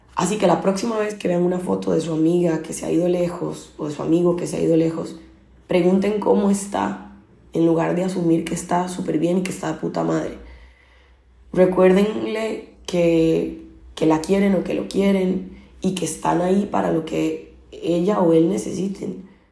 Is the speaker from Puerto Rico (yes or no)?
no; Costa Rica; moved away as an adult; now in Barcelona, Spain; soy originalmente de Costa Rica, llevo ocho años viviendo en Barcelona